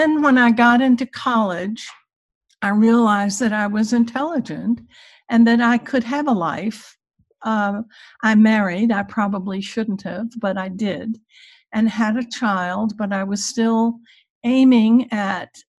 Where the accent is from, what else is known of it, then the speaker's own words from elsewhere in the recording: Virginia, United States; I grew up in Virginia in the Jim Crow era